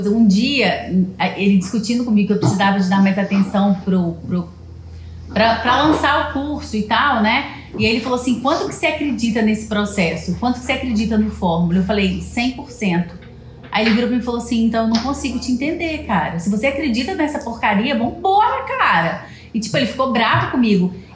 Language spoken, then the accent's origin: Portuguese; Leopoldina, Minas Gerais, Brazil; also born or lived in Juiz de Fora; a gente é de Leopoldina, Minas Gerais